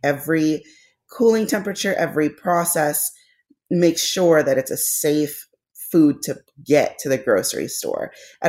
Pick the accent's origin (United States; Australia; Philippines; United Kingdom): Philippines; Because me being Filipino was not enough.